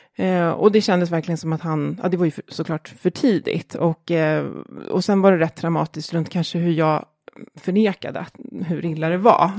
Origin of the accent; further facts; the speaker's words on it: Jakobsberg, Stockholm County, Sweden; also born or lived in Australia / Åre; jag är uppväxt i Jakobsberg